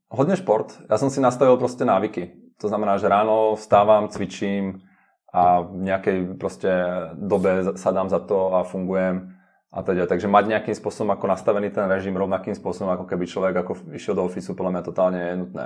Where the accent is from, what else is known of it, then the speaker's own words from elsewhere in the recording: Slovakia; now in Prague, Czech Republic; som zo Slovenska, takže mám blízko rodinu